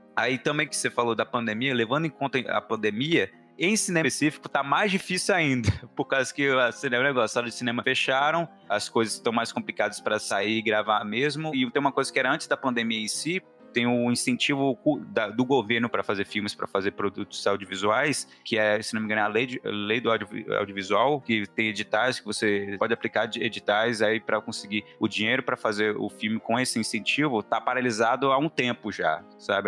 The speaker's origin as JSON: {"language": "Portuguese", "town": "Montes Claros", "region": "Minas Gerais", "country": "Brazil", "also_born_or_lived": "Belo Horizonte", "said": "eu sou de Montes Claros, no momento eu estou em Montes Claros."}